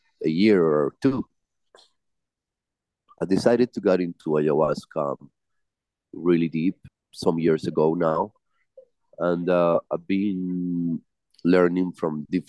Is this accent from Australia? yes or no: no; Medellín, Antioquia, Colombia; I am from Medellin, the city of Pablo Escobar